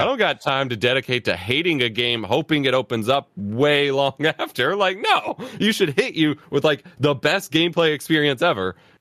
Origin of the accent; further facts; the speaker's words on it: United States; as an American kid